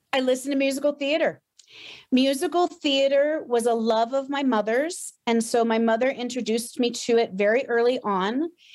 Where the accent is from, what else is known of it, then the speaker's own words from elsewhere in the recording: Tiffin, Ohio, United States; moved away as an adult; also born or lived in Boston; I grew up in Ohio